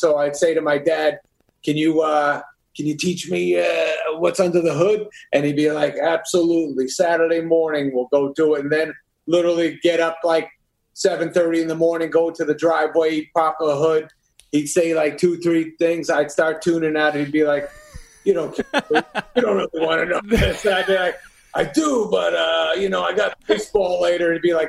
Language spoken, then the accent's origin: English; New York, United States; born there; No. I was born in New York.